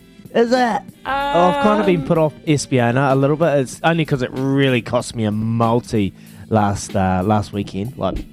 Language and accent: English; Hawke's Bay, New Zealand; I'm from Hawke's Bay, bro. I got a bit of flavour in me.